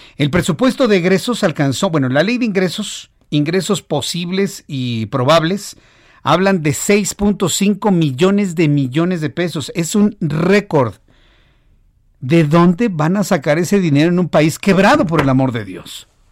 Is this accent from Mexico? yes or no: yes; Mexico; Así somos los mexicanos